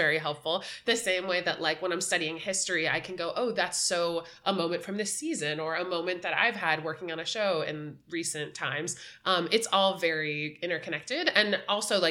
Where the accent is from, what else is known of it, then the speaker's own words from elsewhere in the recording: Boca Raton, Florida, United States; moved away as an adult; now in New York, United States; I grew up in Boca Raton, Florida